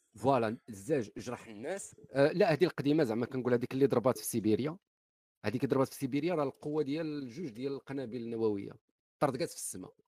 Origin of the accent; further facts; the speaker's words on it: Morocco; إحنا كمغاربة